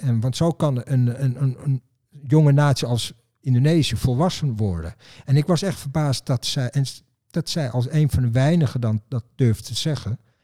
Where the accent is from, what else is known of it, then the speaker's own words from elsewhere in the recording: Netherlands; ik ben een Nederlander